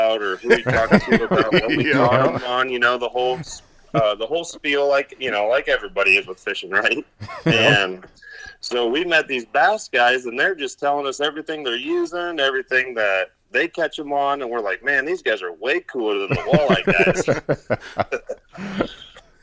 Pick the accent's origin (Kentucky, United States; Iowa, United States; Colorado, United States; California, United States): Iowa, United States; Glenwood; also born or lived in Milwaukee, Wisconsin / Council Bluffs, Iowa; we moved to Glenwood when I was around, I was in about second grade, I believe. So pretty much second through senior year, I lived there